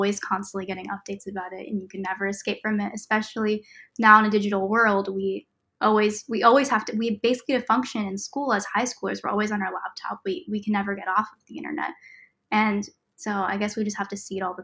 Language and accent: English; Nebraska, United States; I am a senior in high school, and I'm from Nebraska.